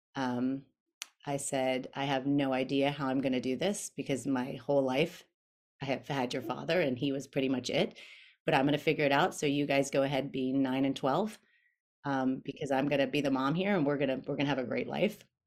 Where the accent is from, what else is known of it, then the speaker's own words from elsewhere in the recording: Winter Park, Florida, United States; moved away as an adult; also born or lived in North Carolina; now in El Segundo, United States; I grew up in Winter Park, Florida